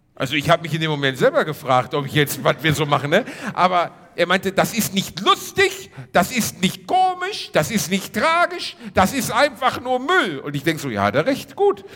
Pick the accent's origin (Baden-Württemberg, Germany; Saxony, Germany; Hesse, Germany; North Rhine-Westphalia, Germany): North Rhine-Westphalia, Germany; Gelsenkirchen; moved away; Wir sind in der Heimat, Reini. Also ja, im weitesten Sinne meine Heimat